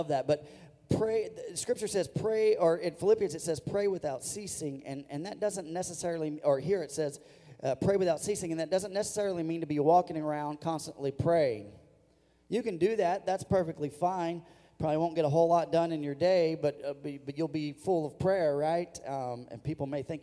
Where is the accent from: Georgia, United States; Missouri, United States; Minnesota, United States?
Missouri, United States; I grew up in Missouri